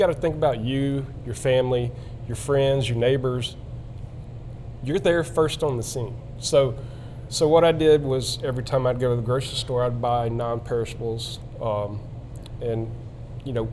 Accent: Louisiana, United States; I grew up in Louisiana

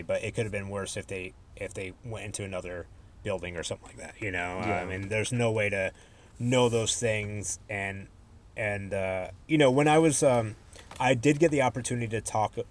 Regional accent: Connecticut, United States; I was born and raised in Connecticut

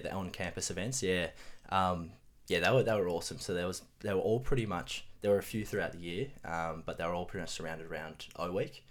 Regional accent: Relbia, Tasmania, Australia; moved away as an adult; grow up in Tassie. So spent the first 18 years of my life um, in Tasmania

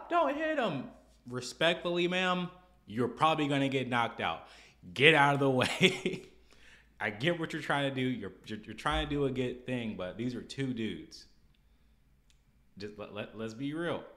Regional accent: Arkansas, United States; also born or lived in Minnesota; Where I grew up, I mean, the United States, but mainly Arkansas

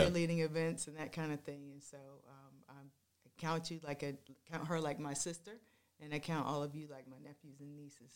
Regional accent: Washington, District of Columbia, United States; I grew up in Washington, D C, in that area. That's where I was born

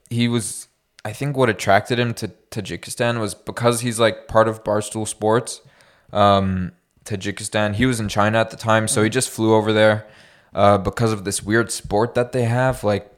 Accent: Canada; Yeah, it's probably the closest, like, especially as a Canadian, as a Westerner, that you'll ever get to Afghanistan.

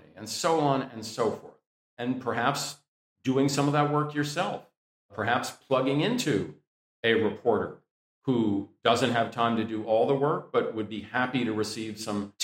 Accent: Washington, District of Columbia, United States; I grew up around Washington, D.C.

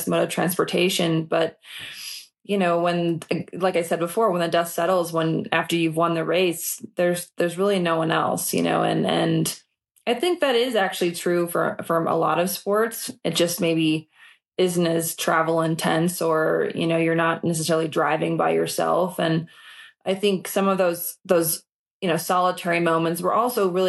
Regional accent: Minnesota, United States; I grew up in Minnesota and I didn't have money

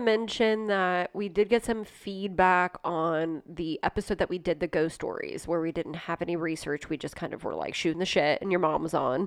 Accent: Ohio, United States; I'm from Ohio

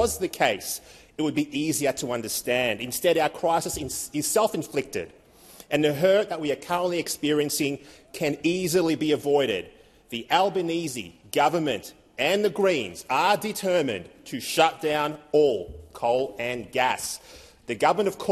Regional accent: Victoria, Australia; my home state of Victoria

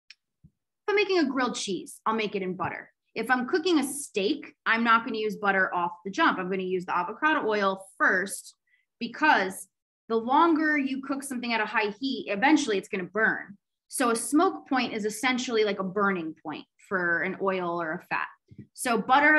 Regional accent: United States; also born or lived in Greece; we're American

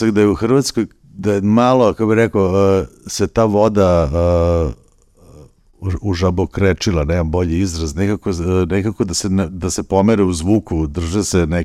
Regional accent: Serbia; kod nas u Srbiji

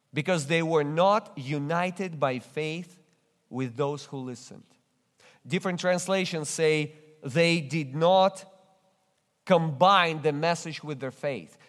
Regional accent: Russia; English is a second language; moved away as an adult; in church in Russia, when I barely spoke any English

